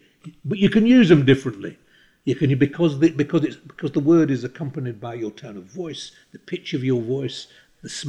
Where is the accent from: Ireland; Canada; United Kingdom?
United Kingdom; England; I was too busy being English